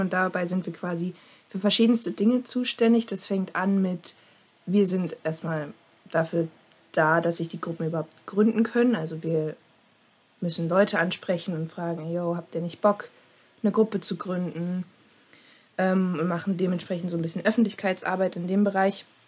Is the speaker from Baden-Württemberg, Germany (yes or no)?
no; Dresden, Saxony, Germany; Ich bin auch aus Sachsen, allerdings aus Dresden